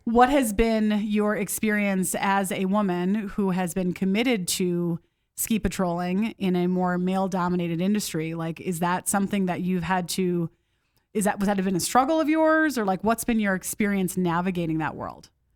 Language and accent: English; Midwest, United States; moved away; I grew up in the Midwest